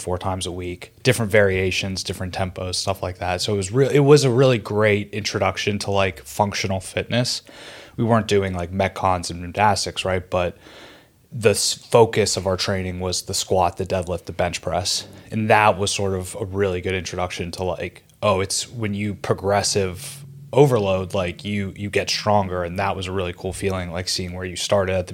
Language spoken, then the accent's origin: English; Pittsburgh, Pennsylvania, United States; moved away as an adult; now in New York City, United States; Born and raised in Pittsburgh, PA. Have resided in New York City for the last 7 years